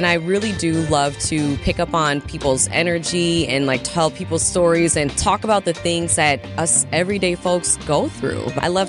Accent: Milwaukee, Wisconsin, United States; And I grew up in Milwaukee, born and raised, and I've always been a Bucks fan.

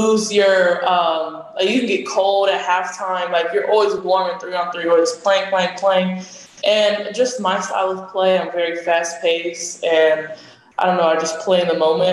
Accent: Palm Beach, Florida, United States; also born or lived in Puerto Rico; my hometown

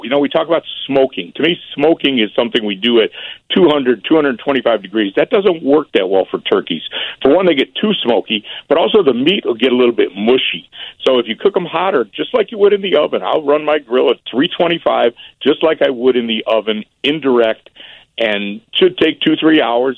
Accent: Berwyn, Illinois, United States; moved away as an adult; also born or lived in Chicago / Oak Park / Lyons / Willowbrook; I was born in the city, and my parents, when I was four, moved to Berwyn. So I spent most of my life in Berwyn

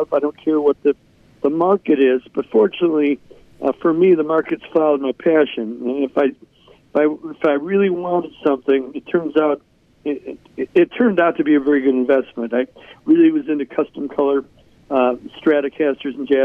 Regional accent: Chicago, Illinois, United States; my hometown of Chicago.

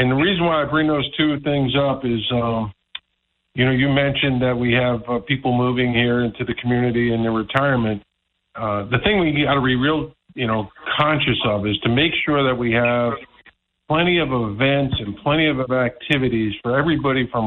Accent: Long Island, New York, United States; also born or lived in Northern Maryland; now in Somers Point, United States; I'm originally from Long Island

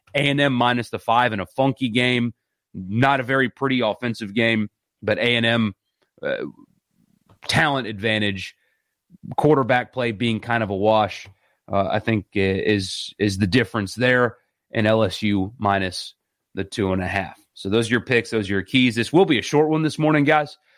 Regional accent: South Carolina, United States; where I grew up in South Carolina

